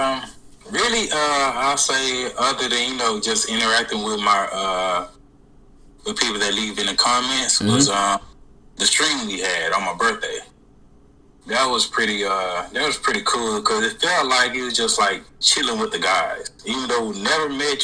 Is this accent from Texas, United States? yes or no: yes; Dallas, Texas, United States; Dallas, Texas.